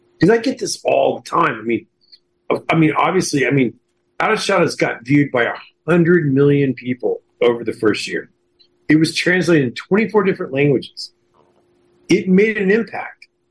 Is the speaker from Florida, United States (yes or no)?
no; Houston, Texas, United States; moved away; also born or lived in Hollywood; when I grew up in Houston.